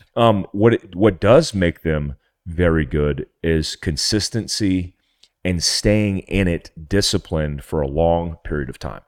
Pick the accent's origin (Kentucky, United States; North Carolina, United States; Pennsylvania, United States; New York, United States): North Carolina, United States; I grew up Jeeping in North Carolina in my T J